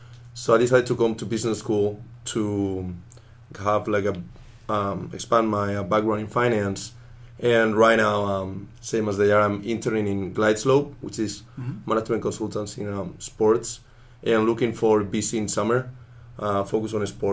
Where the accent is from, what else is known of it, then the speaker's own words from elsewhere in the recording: Spain; moved away as an adult; now in New York, United States; I am from Spain.